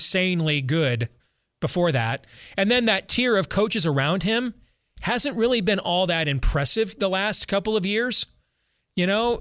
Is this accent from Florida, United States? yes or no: no; West Michigan, United States; I grew up in West Michigan